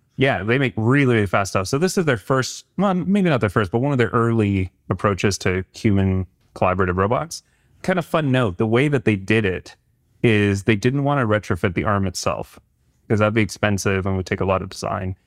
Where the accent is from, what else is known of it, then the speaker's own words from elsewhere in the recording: Canada; being a Canadian